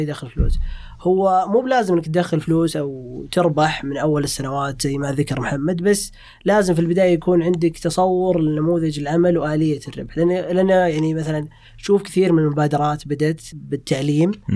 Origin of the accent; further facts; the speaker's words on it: Riyadh, Riyadh Province, Saudi Arabia; moved away as an adult; انا جيت آه، من الرياض